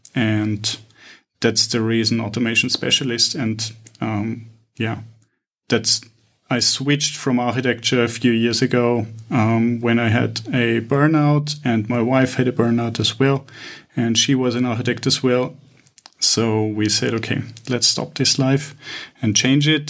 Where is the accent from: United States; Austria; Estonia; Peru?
Austria; Vienna; now in Cyprus; I'm initially from Vienna